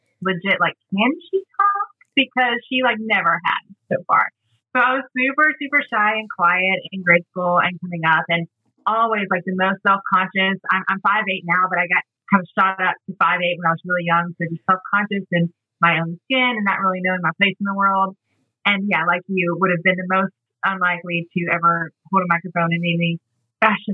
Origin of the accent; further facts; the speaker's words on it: Atlanta, Georgia, United States; also born or lived in Mississippi; they evacuated to Atlanta, which is where I was born and raised